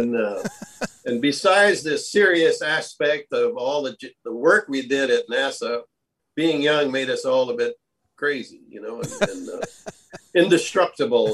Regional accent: Hawaii, United States; moved away as an adult; also born or lived in Cincinnati, Ohio; now in Texas, United States; I grew up in Hawaii

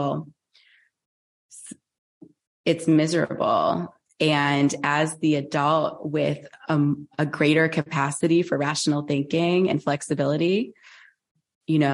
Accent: United States; I grew up in America. I'm an American. I live in the Northeast

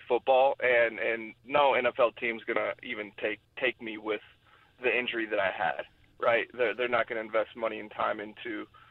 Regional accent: Colorado, United States; moved away as an adult; also born or lived in Oklahoma; I was growing up in Colorado, following my father's footsteps

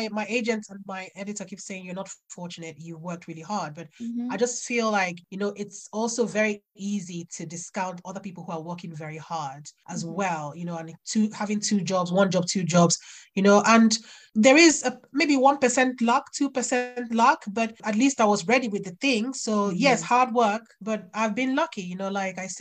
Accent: Nigeria; moved away as an adult; also born or lived in United Kingdom (birthplace); now in United Kingdom; I grew up in Nigeria knowing full well that I was going to come back here to where I was born

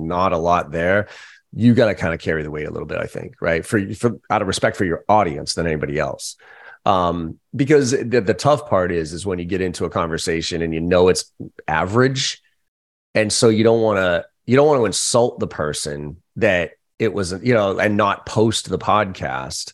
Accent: Boston, Massachusetts, United States; growing up in Boston, we use that word

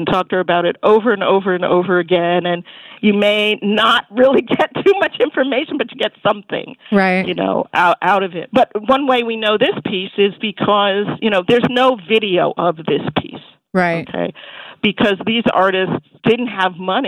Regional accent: New York, United States; as a New Yorker

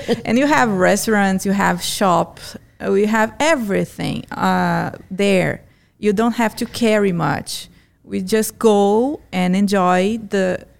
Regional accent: Fortaleza, Ceará, Brazil; Yeah, that's because I'm from Fortaleza.

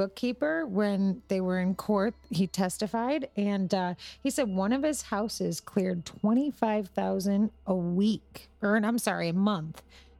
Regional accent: Italy; I'm Italian and I don't even know if

